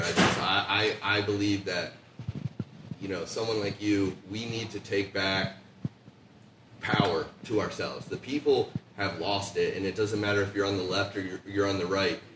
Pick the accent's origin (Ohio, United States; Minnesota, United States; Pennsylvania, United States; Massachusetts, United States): Ohio, United States; Licking County; also born or lived in Columbus, Ohio; I uh, just moved to Columbus in April from uh, Licking County, so I'm born and bred in Ohio, but uh, new to Columbus.